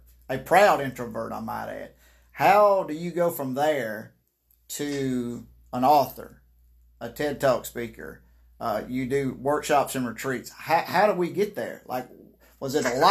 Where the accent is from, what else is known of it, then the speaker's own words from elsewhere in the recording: Mississippi, United States; I am from Mississippi. I'm a proud redneck